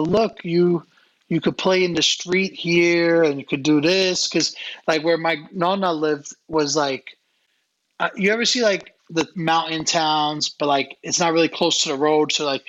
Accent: New York City, New York, United States; they're from Long Island and I'm from Brooklyn.

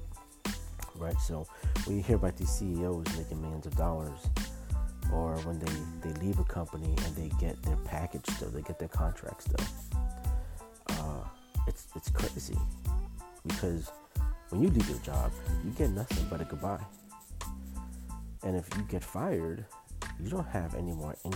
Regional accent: New York City, New York, United States; growing up in Brooklyn in the projects

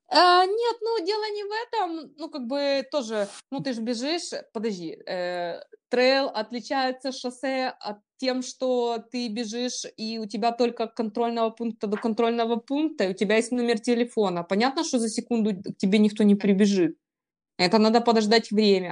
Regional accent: Kropyvnytskyi, Kirovohrad Oblast, Ukraine; Я ж сама из Крапивницкого, с Кировограда раньше переименовали его уже

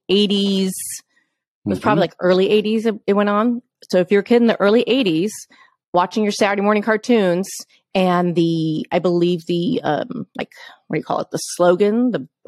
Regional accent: New York, United States; as a child growing up in New York, I was a child actor

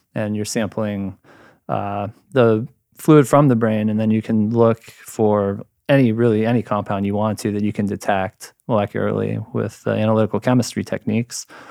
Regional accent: Ohio, United States; moved away as an adult; also born or lived in Michigan; now in San Diego, United States; I'm a dude from Ohio, and then, uh, did my undergrad in chemistry there

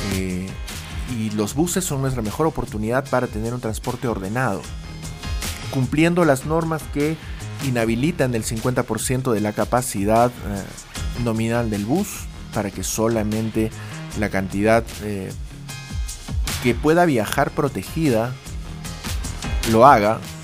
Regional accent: Peru; somos solamente peruanos adultos entre los 18 y los 64 eh, años

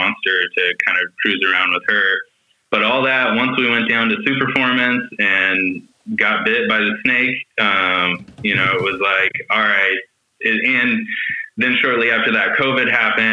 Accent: California, United States; also born or lived in San Diego; I'm born and raised in California

